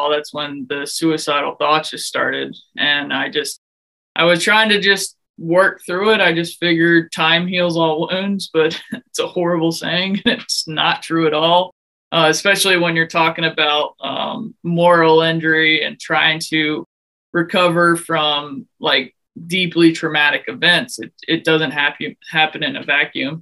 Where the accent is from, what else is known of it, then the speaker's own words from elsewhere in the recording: Houston, Texas, United States; moved away as an adult; also born or lived in West Point, New York / Germany / Alaska; now in Silver Spring, United States; I came from Houston, Texas, but now I live in Silver Spring, Maryland